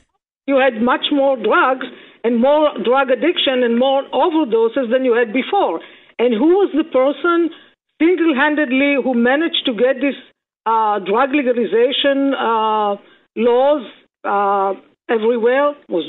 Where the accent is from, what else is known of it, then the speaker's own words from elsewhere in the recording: Israel; now in United States; I mean, I came from Israel, and what is happening there, they are very similar to what's happening here.